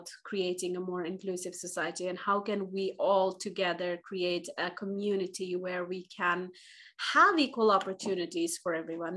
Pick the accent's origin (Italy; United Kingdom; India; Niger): India; now in Finland; I'm originally from India